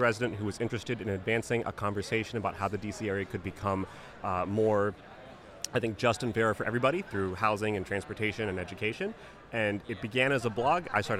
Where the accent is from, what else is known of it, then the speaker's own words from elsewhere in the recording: Silver Spring, Maryland, United States; I grew up in Silver Spring